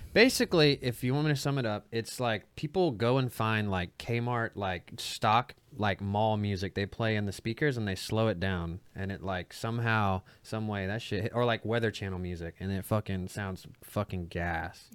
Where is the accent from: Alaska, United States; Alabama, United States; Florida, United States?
Alabama, United States; Dothan; I'm from Dothan, Alabama